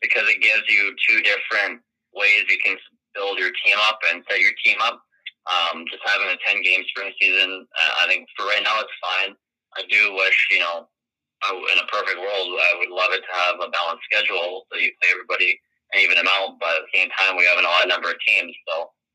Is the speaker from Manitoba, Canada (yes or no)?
yes; Winnipeg, Manitoba, Canada; I'm from Winnipeg and I was born after the Fury were moved, so I didn't have a local club to support